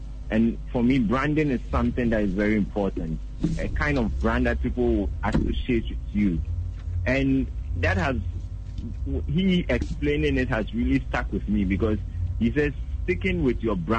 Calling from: Legon, Greater Accra, Ghana; I'm right. Calling from Legon.

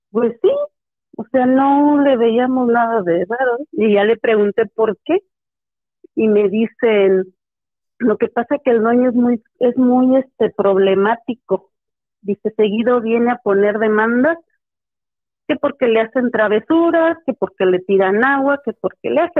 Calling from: Valle de Santiago, Guanajuato, Mexico; les hablo de Valle de Santiago, Guanajuato.

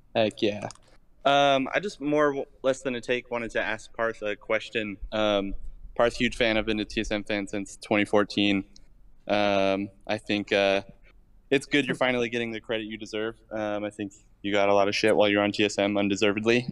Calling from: Provo, Utah, United States; calling from Provo, Utah

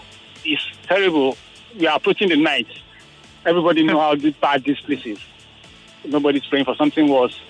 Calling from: Lagos, Nigeria; I'm calling from the Lubini axis of towards Adeniji Adeli.

